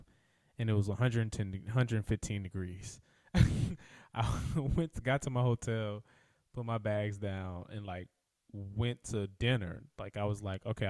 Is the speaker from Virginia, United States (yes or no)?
no; Louisiana, United States; also born or lived in Atlanta, Georgia; now in California, United States; growing up in Louisiana